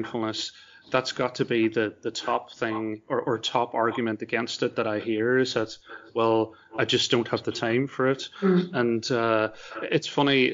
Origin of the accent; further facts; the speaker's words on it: Ireland; as an Irishman